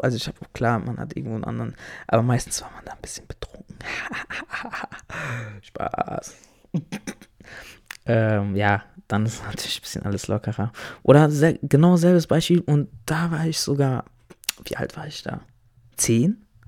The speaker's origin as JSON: {"language": "German", "country": "Germany", "tie": "born or raised there", "said": "ich bin ja hier in Deutschland geboren, aufgewachsen, zur Schule gegangen."}